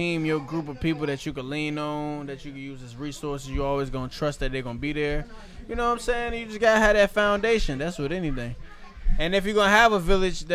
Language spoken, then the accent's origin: English; Prospect, Virginia, United States; growing up in Prospect